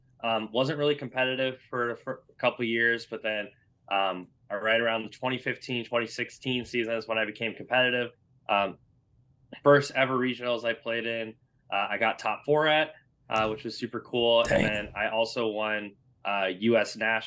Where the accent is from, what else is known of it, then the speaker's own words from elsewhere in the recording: Iowa, United States; And then now I'm at a different store now back in my hometown. And just, you know, I help a lot with other organizers trying to get their leagues off the ground. We have even more stores that are trying to get off the ground here in Central Iowa.